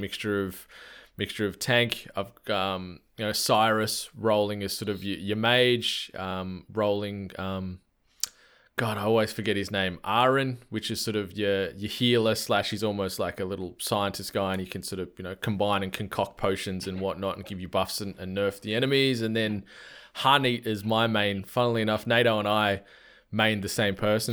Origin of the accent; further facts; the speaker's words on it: Australia; I'm an Australian humble host